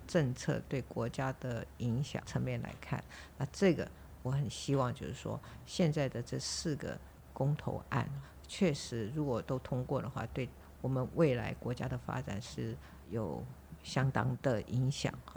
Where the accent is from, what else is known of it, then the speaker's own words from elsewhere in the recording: Taiwan; 我们在台湾长大